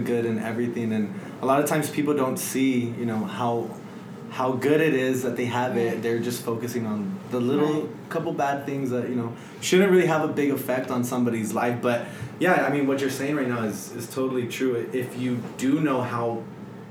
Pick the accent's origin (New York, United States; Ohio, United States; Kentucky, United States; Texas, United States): Texas, United States; El Paso; also born or lived in Florida; I'm from El Paso